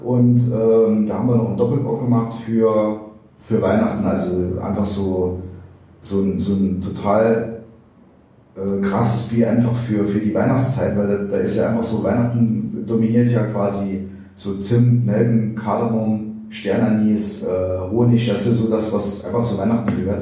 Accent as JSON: {"language": "German", "town": "Neunkirchen", "region": "Saarland", "country": "Germany", "tie": "born or raised there", "said": "ich bin ja in Neunkirchen geboren, hier aufgewachsen"}